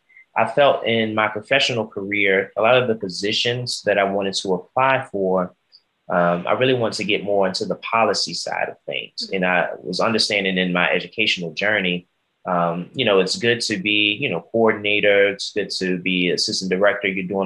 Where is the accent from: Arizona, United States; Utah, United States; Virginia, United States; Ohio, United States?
Virginia, United States; East End, Henrico; I'm from Easton, Henrico, Virginia, low poverty.